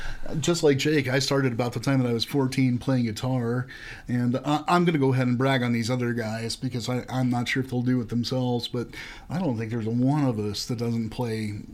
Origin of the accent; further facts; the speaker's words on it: Carthage, Missouri, United States; now in Columbia, United States; I'm from Southwest Missouri in a small town, Carthage, Missouri.